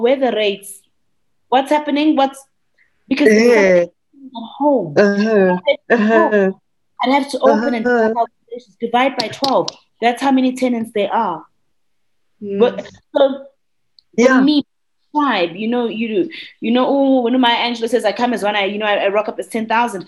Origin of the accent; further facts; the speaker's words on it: KwaZulu-Natal, South Africa; as a South African Black child growing up